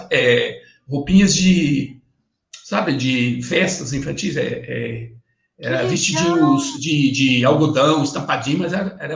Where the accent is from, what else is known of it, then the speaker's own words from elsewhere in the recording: Bela Vista do Paraíso, Paraná, Brazil; eu preciso sair da, da, da cidadezinha lá que eu, que eu nasci, em Bela Vista do Paraíso. É uma cidade pequena de 15 mil, 15 mil habitantes hoje.